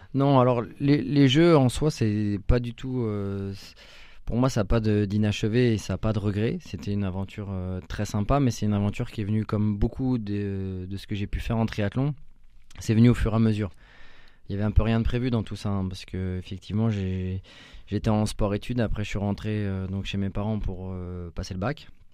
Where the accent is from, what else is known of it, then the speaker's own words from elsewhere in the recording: La Chapelle-Saint-Mesmin, Centre-Val de Loire, France; also born or lived in Orléans; je suis né à Orléans, j'habitais à La Chapelle Saint-Mémin jusqu'à mes 18 ans